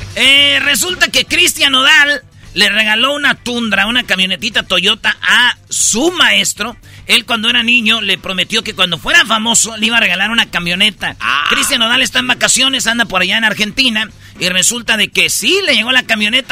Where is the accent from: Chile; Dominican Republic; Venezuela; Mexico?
Mexico; Jiquilpan, Michoacán; mi pueblo Jiquilpan